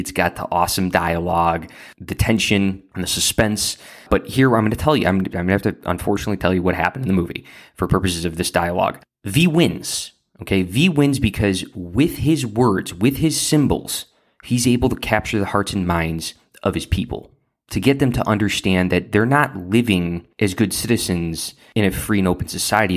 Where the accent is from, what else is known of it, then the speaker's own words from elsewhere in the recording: Central Lake County, Illinois, United States; I grew up in Central Lake County.